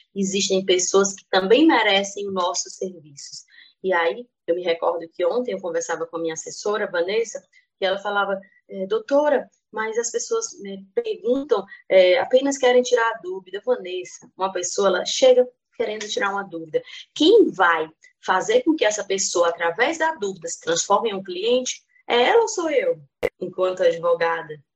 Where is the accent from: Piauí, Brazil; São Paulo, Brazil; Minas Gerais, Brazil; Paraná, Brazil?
Piauí, Brazil; now in Brasília, Brazil; Hoje resido em Brasília, mas sou natural do Piauí